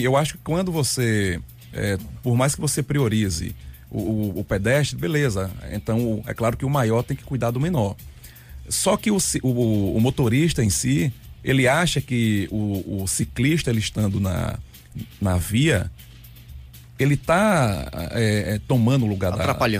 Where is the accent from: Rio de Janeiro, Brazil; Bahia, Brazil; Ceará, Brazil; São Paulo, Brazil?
Bahia, Brazil; Juazeiro; also born or lived in Recife; now in Sergipe, Brazil; Sou baiano, sou de Juazeiro, Bahia